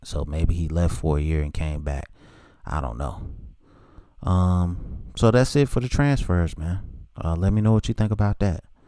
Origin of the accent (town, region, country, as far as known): Charlotte, North Carolina, United States; born or raised there